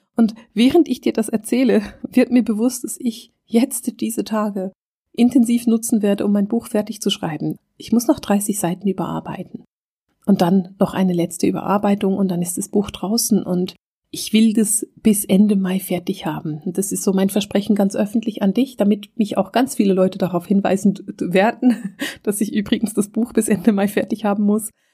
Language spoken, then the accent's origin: German; Switzerland; bei uns in der Schweiz